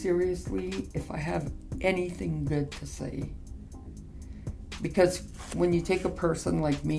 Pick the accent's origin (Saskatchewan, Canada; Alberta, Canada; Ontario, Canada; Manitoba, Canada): Saskatchewan, Canada; Flying Dust First Nation; I'm from Flying Dust First Nation.